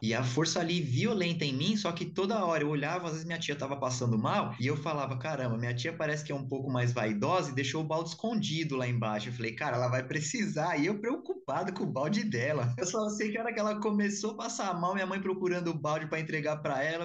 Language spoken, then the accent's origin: Portuguese; São Paulo, Brazil; sou de São Paulo